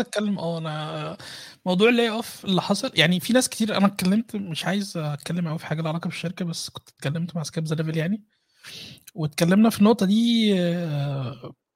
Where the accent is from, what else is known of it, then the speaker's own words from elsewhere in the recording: Egypt; now in Vienna, Austria; احنا كمصريين